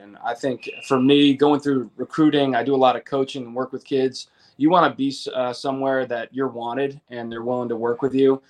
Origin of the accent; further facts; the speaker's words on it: Connecticut, United States; moved away as an adult; I'm from Connecticut